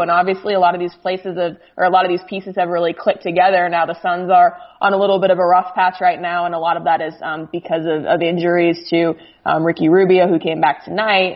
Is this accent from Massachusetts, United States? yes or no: no; Phoenix, Arizona, United States; moved away as an adult; I grew up in Phoenix